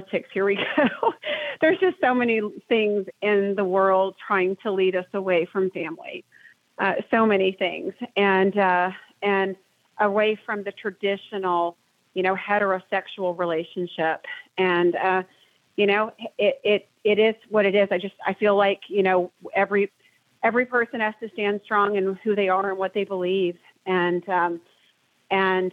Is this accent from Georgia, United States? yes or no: yes; Atlanta, Georgia, United States; I'm from Atlanta